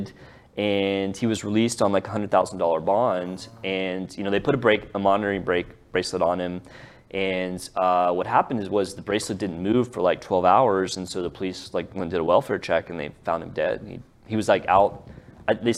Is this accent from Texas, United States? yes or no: yes; Dallas, Texas, United States; we're all from here